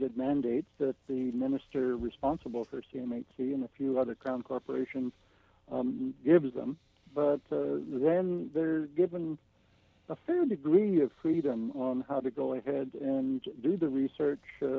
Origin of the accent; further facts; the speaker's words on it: Canada; we're the Canadian Americans